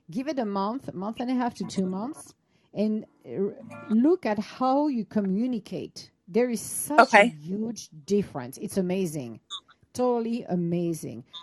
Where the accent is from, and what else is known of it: Italy; now in United States